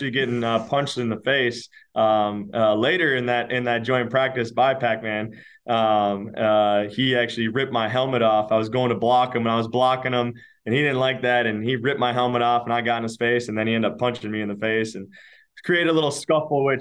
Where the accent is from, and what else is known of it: Minnesota, United States; born or raised there